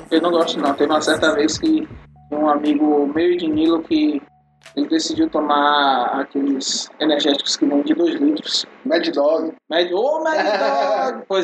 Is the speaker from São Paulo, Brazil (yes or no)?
no; Paripiranga, Bahia, Brazil; now in Salvador, Brazil; Eu vim de Paripiranga pra contar. É, vim de Paripiranga pra contar essa história.